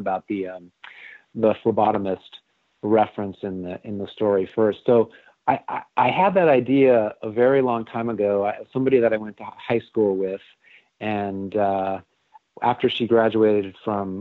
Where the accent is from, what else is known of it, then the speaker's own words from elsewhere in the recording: Southern California, United States; It was for a store in Southern California called Gemco